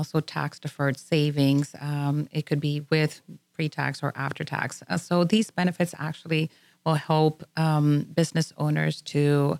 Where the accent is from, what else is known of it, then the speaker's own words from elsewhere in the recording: McAllen, Texas, United States; now in Houston, United States; we are from the Valley. We call it the Valley, but that is actually Mission McAllen